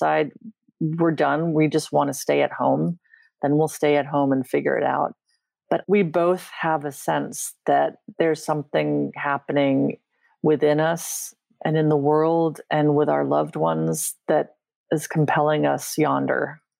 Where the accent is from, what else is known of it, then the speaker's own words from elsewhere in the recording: London, United Kingdom; born there; also born or lived in Vienna, Austria; And I was born in London. And we lived in London twice when I was growing up.